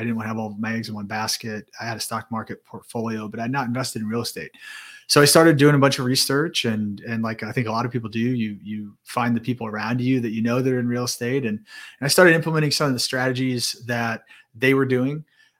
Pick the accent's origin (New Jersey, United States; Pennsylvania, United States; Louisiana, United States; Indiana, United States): Indiana, United States; Indianapolis; So born and raised in the Midwest in Indianapolis.